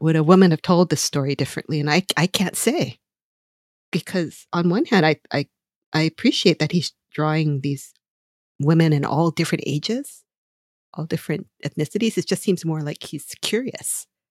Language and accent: English; Hawaii, United States; moved away; growing up in Hawaii